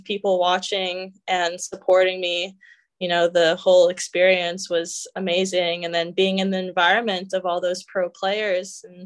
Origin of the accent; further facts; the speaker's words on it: Canada; moved away as an adult; now in United States; I'm Canadian